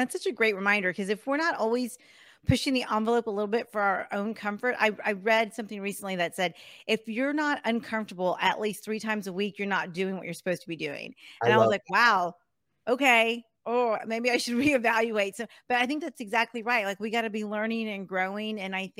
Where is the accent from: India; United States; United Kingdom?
United States; Texas; but being able to say, "Oh, I'm from Texas," it's such a large state that you end up knowing so many people.